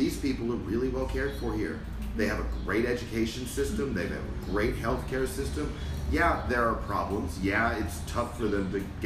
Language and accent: English; United States; I'm from America